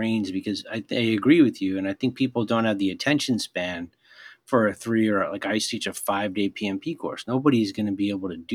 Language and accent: English; Philadelphia, Pennsylvania, United States; I am from Philadelphia